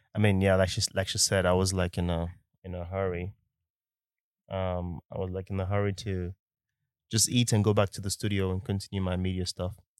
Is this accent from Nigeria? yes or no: yes; Nigeria; accent: Nigerian; I'm a Nigerian man. So sometimes, eh, the Nigerian accent can also come out into the podcast